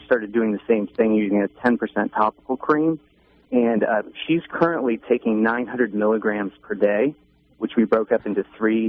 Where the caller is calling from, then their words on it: Atlanta, Georgia, United States; I'm calling from Atlanta.